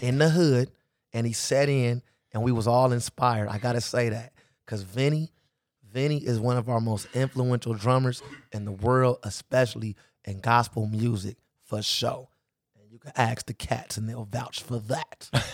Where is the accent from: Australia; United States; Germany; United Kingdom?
United States; Los Angeles, California; I grew up in the Crenshaw and Slauson area.